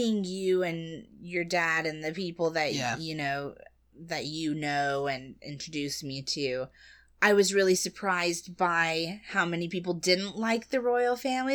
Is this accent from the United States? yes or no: yes; United States; being an American